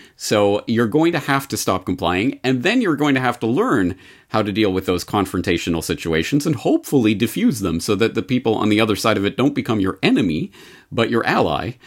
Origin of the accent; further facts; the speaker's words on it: Canada; now in Japan; As a Canadian living in Japan